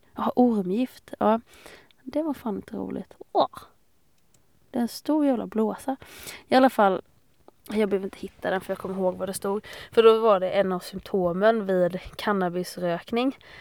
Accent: Fredriksdal, Sweden; jag är uppvuxen i Fredriksdal

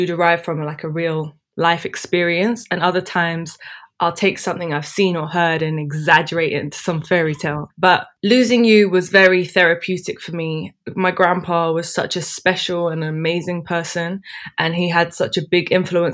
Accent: London, United Kingdom; also born or lived in Dubai; I grew up here. I was born in London, and apart from Dubai, I've lived here all my life.

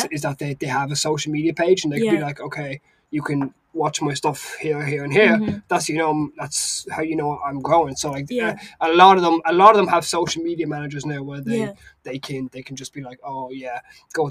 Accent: Galway, Connacht, Ireland; now in Maynooth, Ireland; I'm from originally from Galway

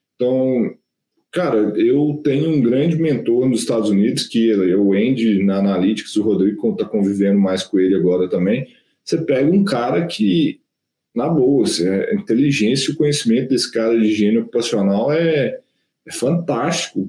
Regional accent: interior of Minas Gerais, Brazil; now in Belo Horizonte, Brazil; Eu sou do interior de Minas. Pô, vim para BH

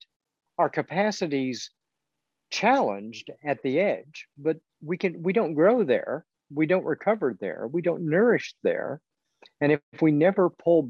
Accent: Missouri, United States; also born or lived in England; except for time as an undergraduate in England, I have lived in Missouri for all my life

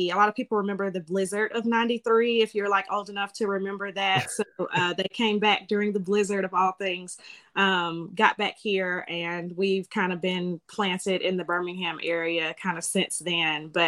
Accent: Germany; born there; and he actually got out a little bit after I was born, but I was born in Germany.

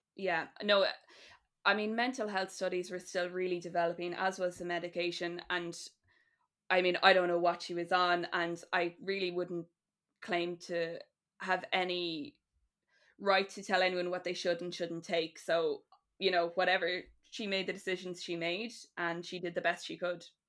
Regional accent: Ireland; we all connect to as people and also as Irish people

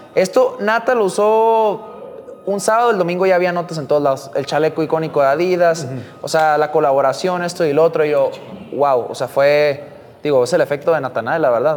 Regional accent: Tijuana, Baja California, Mexico; como tijuanense

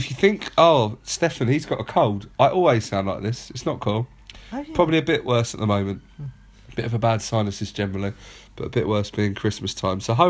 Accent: London, United Kingdom; We are both based in South London, born and raised in South London

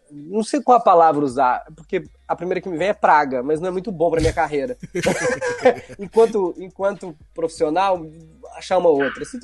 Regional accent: Belo Horizonte, Minas Gerais, Brazil; Eu sou de Belo Horizonte e sou de bairro, de um bairro muito tradicional lá, chamado Barroca.

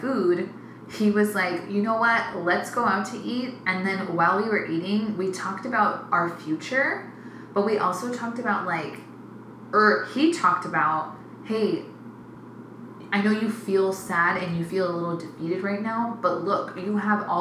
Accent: Phoenix, Arizona, United States; I'm proudly from South Phoenix

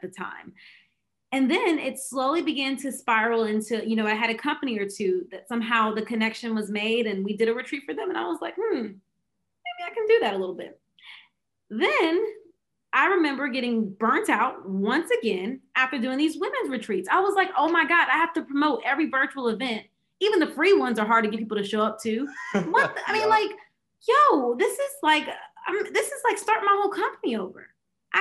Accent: Fayetteville, United States; back in my hometown, Fayetteville.

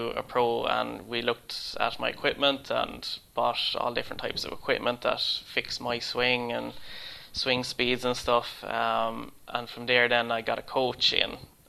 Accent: Ireland; born or raised there; moved away as an adult; now in Sweden

